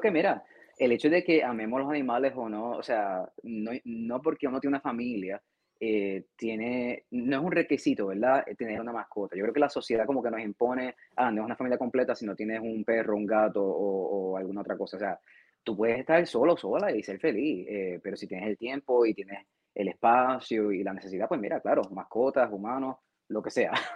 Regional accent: Puerto Rico; moved away as an adult; yo soy de Puerto Rico y cuando estaba en, Puerto Rico, eh, en, nuestro país

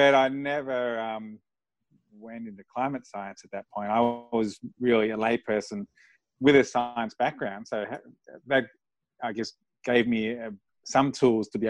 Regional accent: Australia; moved away as an adult; now in United States; So I grew up in Australia. I've lived in Australia for my whole life, apart from the last year or so since I moved to the States.

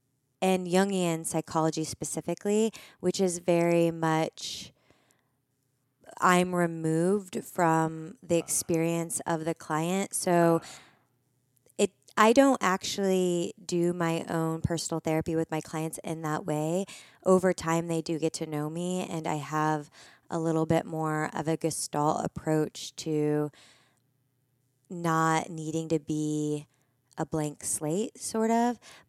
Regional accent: Midwest, United States; now in Los Angeles, United States; But I come from the Midwest. So I come from a really small town.

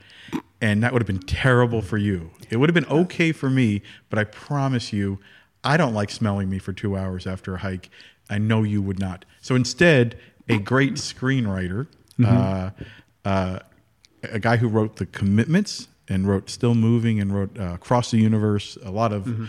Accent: New Jersey, United States; I'm from New Jersey

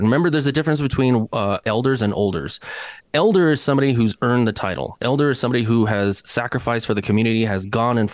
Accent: Denver, Colorado, United States; I'm from Denver, Colorado

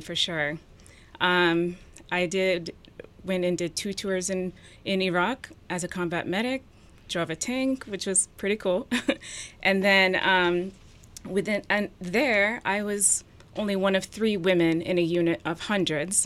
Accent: New Hampshire and Vermont, United States; also born or lived in Ethiopia; grew up in small towns in New Hampshire and Vermont

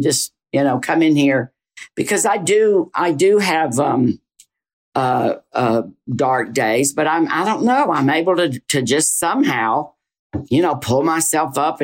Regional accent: the South, Southern United States, United States; accent: Southern; moved away as an adult; I tried to get rid of my Southern accent

